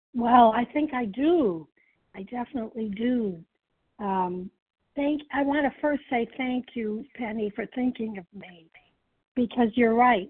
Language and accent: English; Chicago, Illinois, United States; I'm from the Chicago area